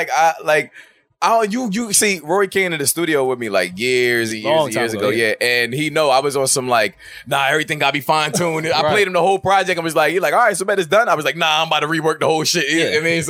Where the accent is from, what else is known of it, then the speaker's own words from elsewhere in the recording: Philadelphia, Pennsylvania, United States; I'm a nigga from Philly.